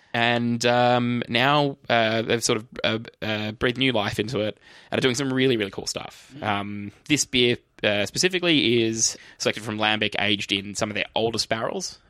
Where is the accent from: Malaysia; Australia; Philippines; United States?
Australia; we're from Australia